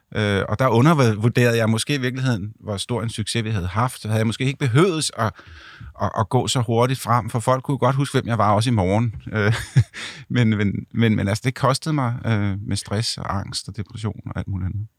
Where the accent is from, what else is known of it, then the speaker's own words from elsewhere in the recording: Ganløse, Capital Region of Denmark, Denmark; moved away; mine forældre bor øh, stadigvæk i Ganløs i, i mit barndomshjem